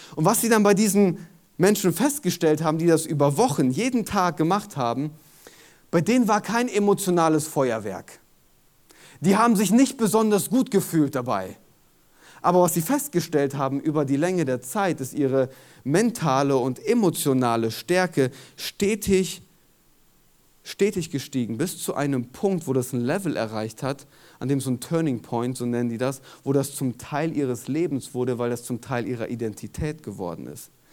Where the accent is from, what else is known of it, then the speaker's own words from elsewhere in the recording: Germany; in unserer DNA als Deutsche